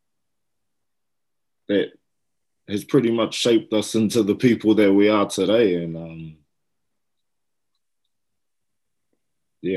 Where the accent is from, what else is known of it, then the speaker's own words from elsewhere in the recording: Hastings, Hawke's Bay, New Zealand; Hawke's Bay, I've lived there all my life in Hastings. I was born here. I've never lived anywhere outside of Hawke's Bay